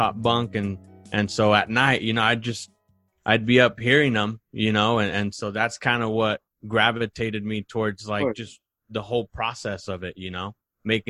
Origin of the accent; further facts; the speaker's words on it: Oxnard, California, United States; moved away as an adult; now in Utah, United States; we're originally from Southern California, a small city called Oxnard, which is in Ventura County